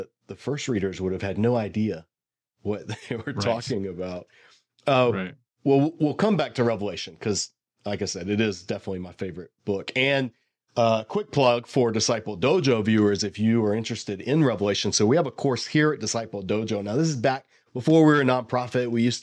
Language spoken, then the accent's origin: English; Bible Belt, the South, United States; I sort of was growing up in the South in the Bible Belt